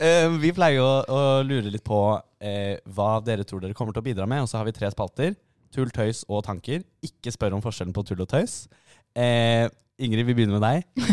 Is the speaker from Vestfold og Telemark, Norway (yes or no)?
no; Oslo, Norway; Vi er også begge fra Oslo